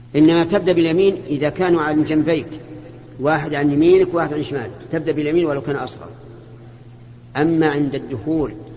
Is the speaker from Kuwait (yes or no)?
yes; Kuwait; احنا من الكويت